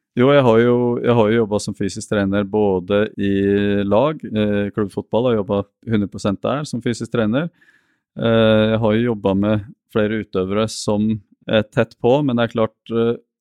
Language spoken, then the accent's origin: Norwegian; Norway; also born or lived in Porto Alegre, Brazil; Jeg har vokst opp mest i Norge